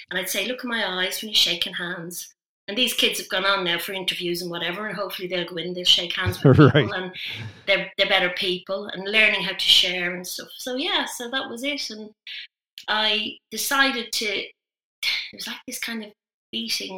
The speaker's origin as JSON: {"language": "English", "town": "Dublin", "region": "Leinster", "country": "Ireland", "moved": "as an adult", "lives_now": "Midlands, United Kingdom", "said": "I'm Irish. I'm originally from Dublin."}